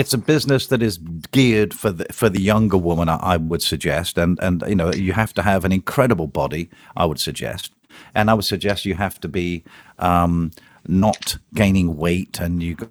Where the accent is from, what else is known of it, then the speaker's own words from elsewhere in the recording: United Kingdom; moved away as an adult; now in United States; I'm British